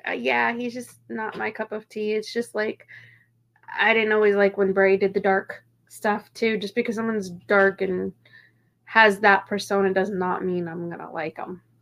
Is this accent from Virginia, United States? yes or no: yes; Kilmarnock, Virginia, United States; also born or lived in Irvington, Virginia / White Stone, Virginia; I'm from Virginia